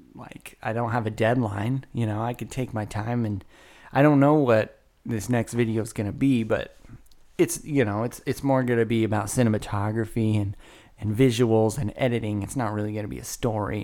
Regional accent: Woodland, California, United States; now in Carmichael, United States; born and raised in Woodland, California, broadcasting live from a pre-recorded session via Carmichael, California

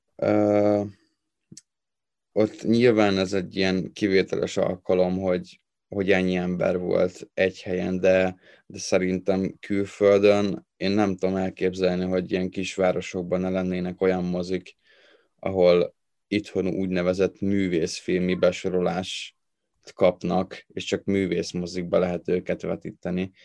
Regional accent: Tatabánya, Komárom-Esztergom, Hungary; én Tatabányáról vagyok valósi, vagy oda születtem

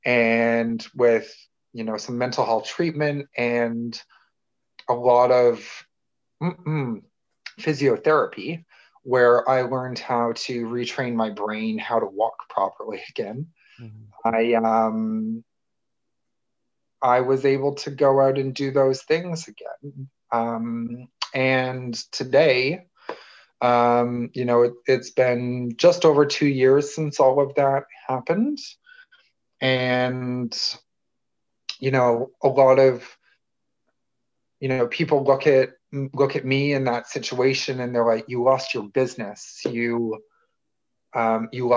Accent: Toronto, Ontario, Canada; I'm from Toronto, Canada

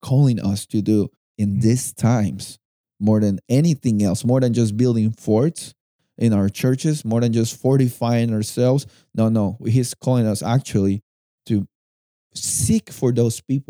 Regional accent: Lima, Peru; I was born and raised in Lima, and we live in the coast.

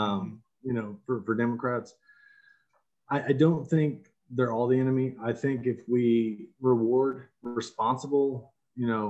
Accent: Texas, United States; being a Texan

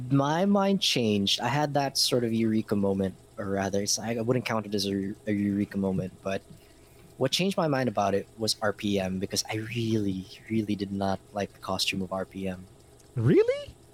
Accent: Scotland, United Kingdom; I'm Scottish. I'm Scottish. I don't need anything. I, am Scottish.

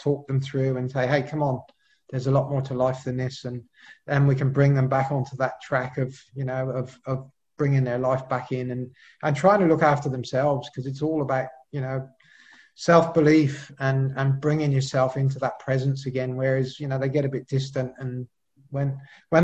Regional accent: Cheltenham, South West England, United Kingdom; accent: Pommy; now in Australia; I'm originally from the UK, so you can sort of probably tell from my Pommy accent there that I was born in Cheltenham, 1966

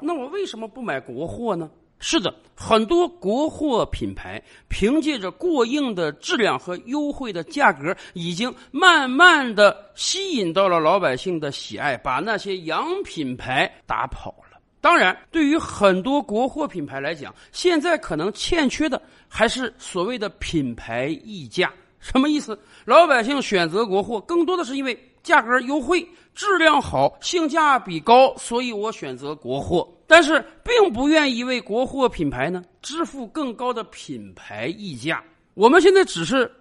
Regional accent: China; 对于一个普通中国人来讲，我们在日常生活中都会不自觉地跟别人讲

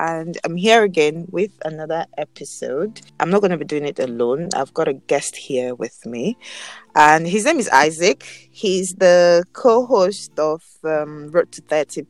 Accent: Nigeria

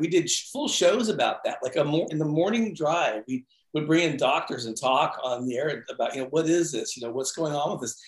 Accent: San Francisco, California, United States; moved away as an adult; now in Portland, United States; I grew up in San Francisco, the okay. Bay Area. Moved here after high school

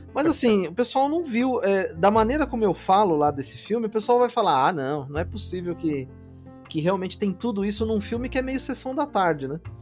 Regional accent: Brazil; also born or lived in Mexico; um brasileiro que também né, é, é, latino, né? E a gente é latino

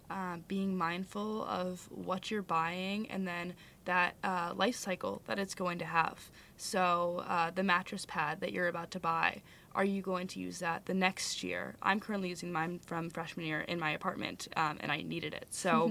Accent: California, United States; now in Madison, United States; Yeah, I came with my parents from California, so we had like four suitcases

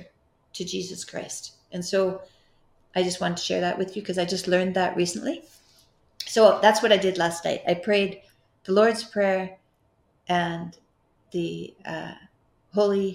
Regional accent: Fairview, Alberta, Canada; moved away; I was from Fairview

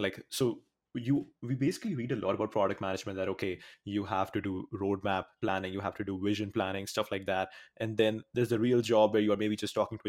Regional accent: Surat, Gujarat, India; I'm from Surat, and in Surat we don't have, as of now, these sort of startups

